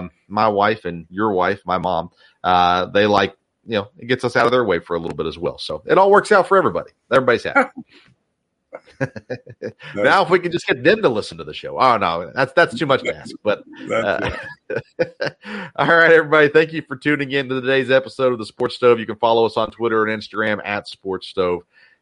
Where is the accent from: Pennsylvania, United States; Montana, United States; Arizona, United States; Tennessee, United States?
Tennessee, United States; When we were growing up in Tennessee